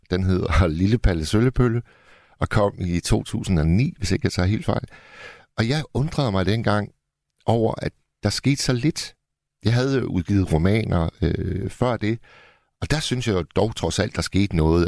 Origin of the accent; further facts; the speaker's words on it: Hirtshals, North Denmark Region, Denmark; min hjemby, Hirtshals